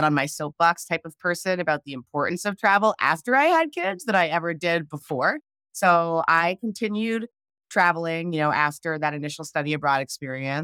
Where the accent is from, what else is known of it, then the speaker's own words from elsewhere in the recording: Canada; I grew up in Canada